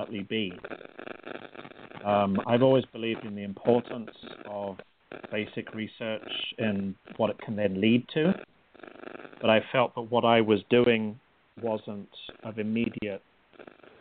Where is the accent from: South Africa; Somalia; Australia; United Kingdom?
United Kingdom; England; moved away as an adult; also born or lived in Connecticut; now in Newport News, United States; I grew up in England and came out to the U.S. Almost 20 years ago now to go to graduate school